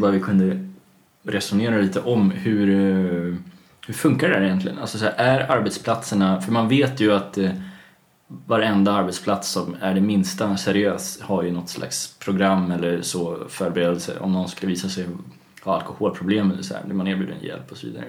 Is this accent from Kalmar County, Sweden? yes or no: yes; Kalmar, Kalmar County, Sweden; jag är uppväxt i Kalmar eh, till största